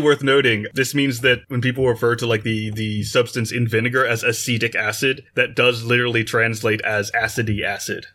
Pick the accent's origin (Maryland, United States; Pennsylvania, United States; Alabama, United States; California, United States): Maryland, United States; I grew up in Maryland, where salt and vinegar on your fries are pretty standard